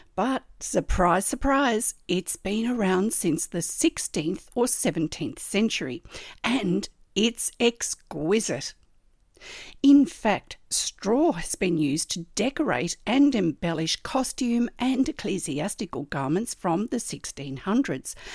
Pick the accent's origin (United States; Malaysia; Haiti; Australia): Australia; I'm an Australian textile artist